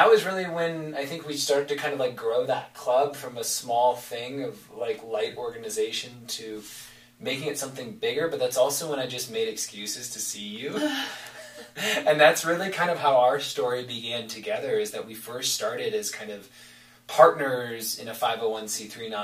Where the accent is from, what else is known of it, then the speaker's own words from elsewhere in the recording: Kalamazoo, Michigan, United States; growing up in Kalamazoo, I was born and raised there